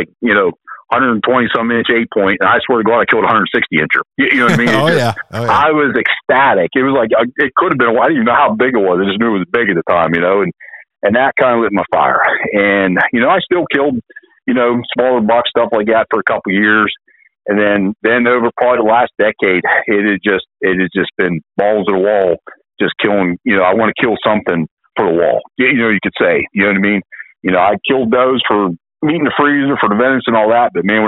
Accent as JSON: {"language": "English", "region": "Southwest Pennsylvania", "country": "United States", "said": "I'm from Southwest Pennsylvania"}